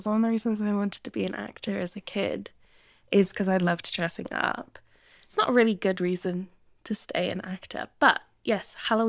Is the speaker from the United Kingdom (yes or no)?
yes; England, United Kingdom; now in Sydney, Australia; we're in Sydney in the Southern Hemisphere, so we don't have this. But in the Northern Hemisphere, where I grew up in England